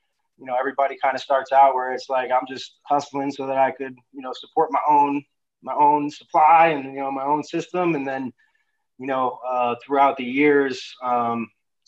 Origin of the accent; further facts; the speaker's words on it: New York City, New York, United States; moved away as an adult; now in California, United States; I grew up in New York City, in the Bronx, New York